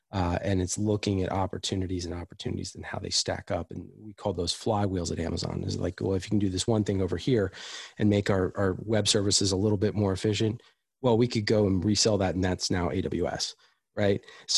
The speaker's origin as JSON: {"language": "English", "region": "East Coast", "country": "United States", "tie": "born or raised there", "said": "I grew up on the East Coast. I have lived all over the country."}